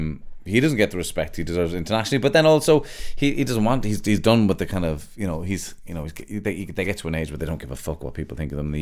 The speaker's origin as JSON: {"language": "English", "country": "Ireland"}